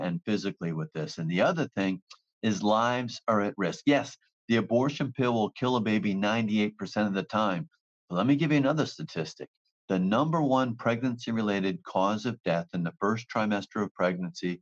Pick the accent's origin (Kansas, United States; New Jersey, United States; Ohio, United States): New Jersey, United States; I'm from New Jersey